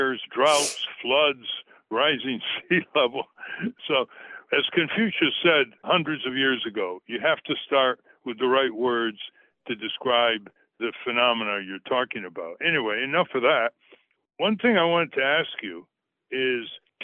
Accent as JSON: {"language": "English", "region": "New England", "country": "United States", "tie": "born or raised there", "said": "I grew up in New England."}